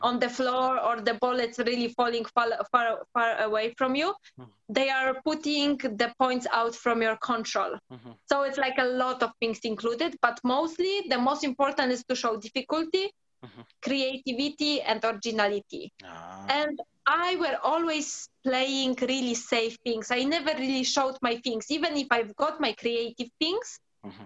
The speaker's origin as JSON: {"language": "English", "country": "Poland", "tie": "born or raised there", "second_language": "English", "moved": "as an adult", "lives_now": "London, United Kingdom", "said": "I born in Poland. Um, I was living whole life there for like around 19 years"}